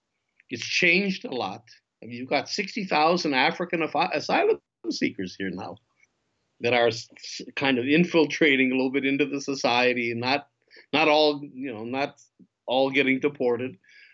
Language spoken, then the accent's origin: English; Israel; I say I'm an Israeli, and that's what I'm expecting from the Israeli public